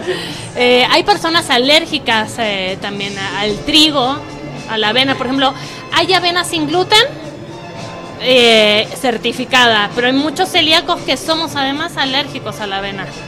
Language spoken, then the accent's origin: Spanish; Argentina; now in Mexico; yo soy argentina